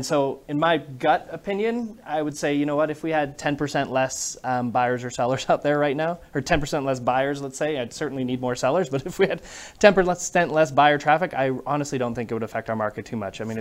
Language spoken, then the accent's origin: English; Vancouver, British Columbia, Canada; moved away as an adult; now in United States; And I moved here from Vancouver, Canada about, uh, well, 21 years ago. I've actually been in the US longer than I've been in Canada now.